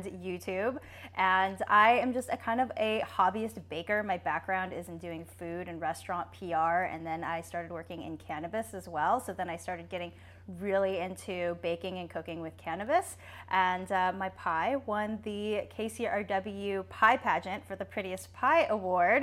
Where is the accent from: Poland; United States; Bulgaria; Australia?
United States; Dana Point, California; moved away; I grew up in Orange County and like Dana Point area